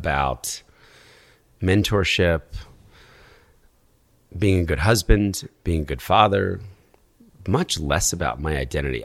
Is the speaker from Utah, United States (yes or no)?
no; New York, United States; As a New Yorker